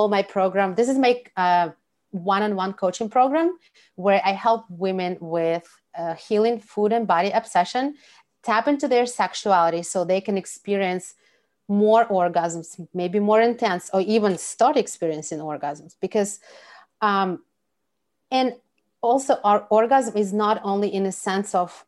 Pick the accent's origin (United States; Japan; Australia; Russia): Russia; I'm from Russia